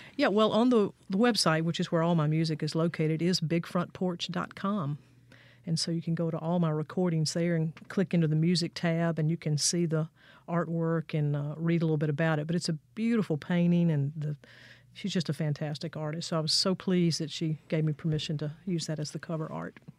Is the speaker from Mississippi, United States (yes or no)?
yes; Fayette, Mississippi, United States; moved away as an adult; also born or lived in Jackson, Mississippi / Nashville, Tennessee; I was born right down the street here in Jackson, but I grew up in Fayette, Mississippi, over in Jefferson County, southwest part of the state.